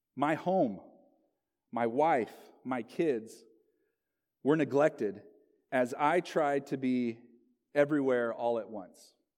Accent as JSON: {"language": "English", "town": "Locust Grove", "region": "Oklahoma", "country": "United States", "tie": "born or raised there", "also_born_or_lived": "Southern California", "moved": "as an adult", "lives_now": "Gresham, United States", "said": "my hometown, Locust Grove, Oklahoma"}